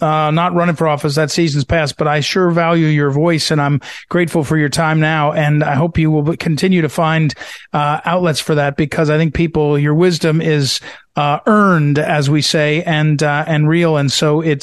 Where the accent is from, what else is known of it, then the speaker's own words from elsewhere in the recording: Missouri, United States; I'm from Missouri